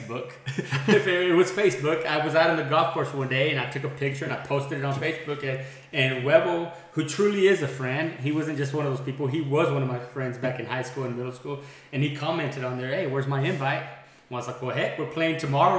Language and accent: English; Andrews, Texas, United States; moved away as an adult; now in Midland, United States; I'm from Andrews, Texas as well. I'm actually from 1980. Grew up here, went to school here